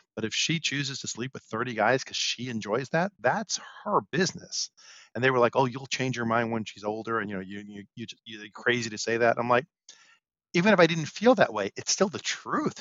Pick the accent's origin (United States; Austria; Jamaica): United States; New York City, New York; I grew up in Brooklyn